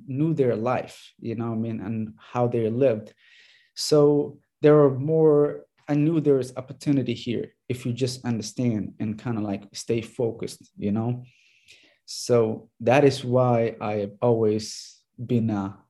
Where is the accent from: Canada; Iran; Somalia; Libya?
Somalia; moved away as an adult; now in United States; I grew up in Somalia so that's where I started playing.